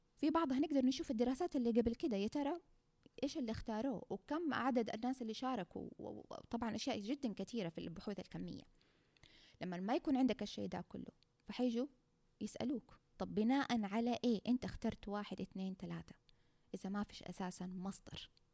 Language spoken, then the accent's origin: Arabic; Saudi Arabia; عندنا في السعوديه